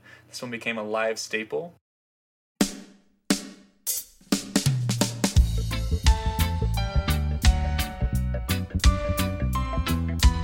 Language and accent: English; Gilbert, Arizona, United States; We're from Arizona, by the way, Gilbert, Arizona